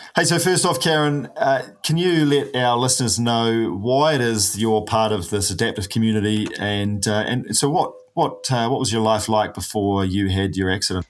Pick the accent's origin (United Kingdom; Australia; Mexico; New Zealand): New Zealand; a paraplegic from New Zealand